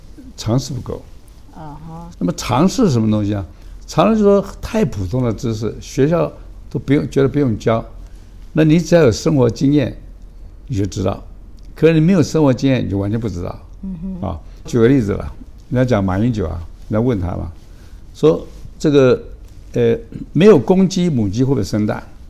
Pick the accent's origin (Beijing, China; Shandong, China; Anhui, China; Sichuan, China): Beijing, China; born there; 我爸妈没有经过我的同意，把我生在北京嘛